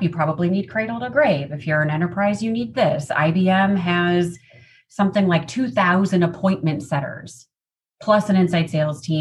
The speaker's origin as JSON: {"language": "English", "town": "Chicago", "region": "Illinois", "country": "United States", "tie": "born or raised there", "also_born_or_lived": "Seattle", "moved": "as an adult", "lives_now": "Southern California, United States", "said": "born and raised in the Midwest in the Chicagoland area suburbs. So still identify as a Midwesterner, even though now being in Southern California"}